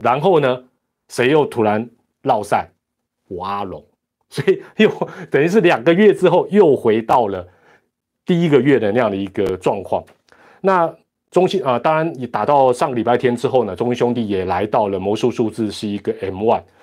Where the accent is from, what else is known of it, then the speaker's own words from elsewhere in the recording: Taiwan; 这是我们台湾人的一个骄傲